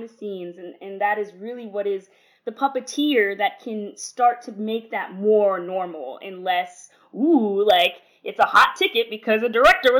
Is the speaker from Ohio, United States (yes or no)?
yes; Ohio, United States; I grew up in Ohio